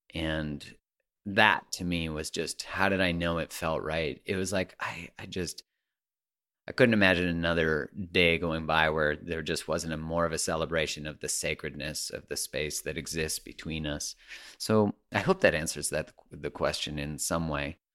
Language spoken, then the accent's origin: English; Calgary, Alberta, Canada; I grew up in Calgary